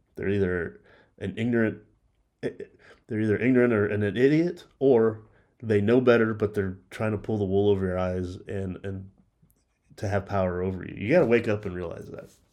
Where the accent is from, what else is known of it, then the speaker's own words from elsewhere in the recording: Texas, United States; it's my home state of Texas, or at least a part of it that I live